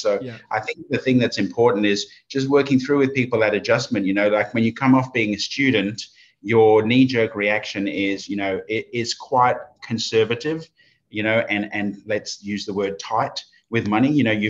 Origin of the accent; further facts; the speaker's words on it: Oxford, South East England, United Kingdom; accent: Oxford English; moved away as an adult; now in Australia; But it used to be pretty, you know, pretty Oxford, England kind of accent before.